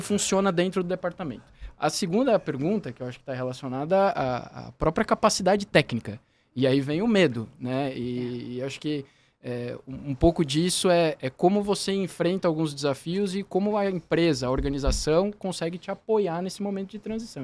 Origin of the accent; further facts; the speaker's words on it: Curitiba, Paraná, Brazil; moved away as an adult; now in São Paulo, Brazil; eu sou de Curitiba, sou natural de Curitiba